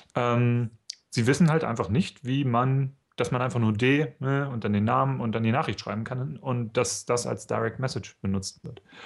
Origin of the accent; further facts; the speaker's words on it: East Germany, Germany; Ich komme aus dem Osten, ja. Ich bin praktisch auf dem FKK-Zeltplatz aufgewachsen